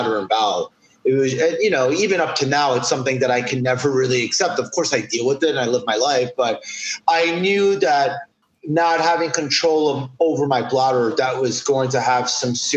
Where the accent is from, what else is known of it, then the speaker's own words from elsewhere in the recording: New York City, New York, United States; I'm born and raised in New York City, specifically right down the block from Times Square